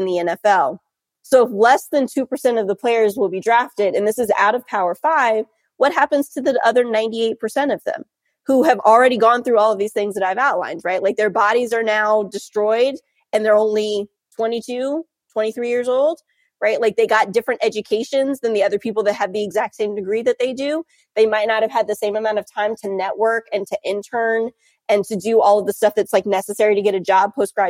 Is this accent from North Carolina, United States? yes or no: yes; North Carolina, United States; moved away as an adult; also born or lived in Charlottesville, Virginia / Durham, North Carolina; now in South Bend, Indiana, United States; I grew up in North Carolina